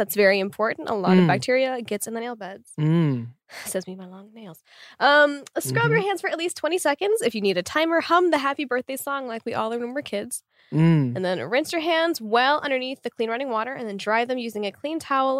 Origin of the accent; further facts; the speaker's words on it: Argentina; I grew up in Argentina.